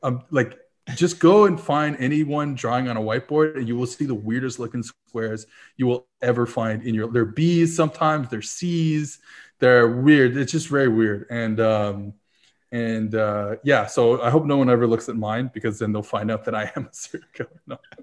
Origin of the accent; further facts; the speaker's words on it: New Orleans, Louisiana, United States; originally I'm from, uh, I was born in New Orleans